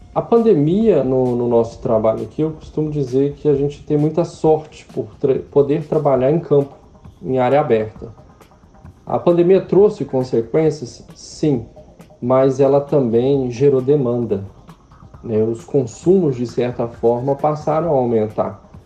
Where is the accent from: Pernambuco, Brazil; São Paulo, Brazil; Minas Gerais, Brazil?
Minas Gerais, Brazil; moved away; como mineiro